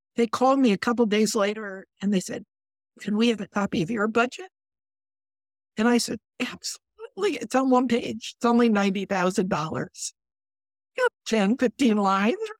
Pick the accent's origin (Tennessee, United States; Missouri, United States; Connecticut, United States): Connecticut, United States; I come from Connecticut